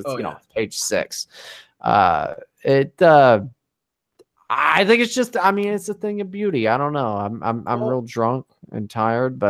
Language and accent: English; United States; I'm an American